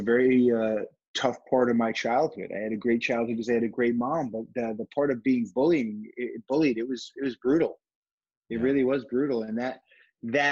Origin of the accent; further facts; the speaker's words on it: Fall River, Massachusetts, United States; moved away as an adult; also born or lived in Richmond, Virginia; now in Miami, United States; I grew up in Fall River, Massachusetts. That's south of Boston, southeastern